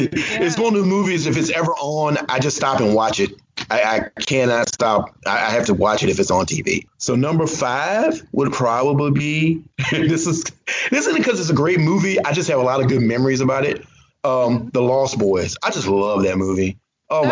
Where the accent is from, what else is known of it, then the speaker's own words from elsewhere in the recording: the South, United States; I grew up in the South. I grew up really poor.